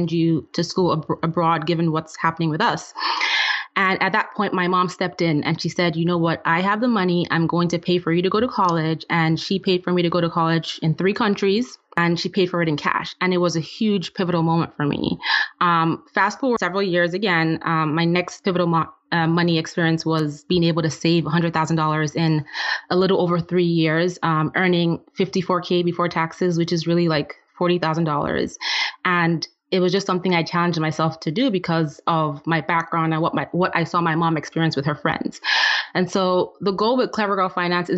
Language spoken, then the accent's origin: English; Nigeria; moved away; I'm originally from Nigeria, and I grew up in a family where my dad was the breadwinner